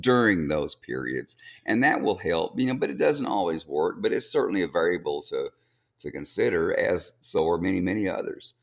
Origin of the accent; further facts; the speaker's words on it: Kingsville, Texas, United States; I grew up in Kingsville